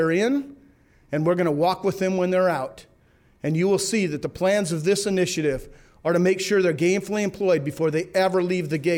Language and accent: English; Georgia, United States; You know, I grew up in South Georgia, so I grew up thinking, you know, marijuana was a gateway drug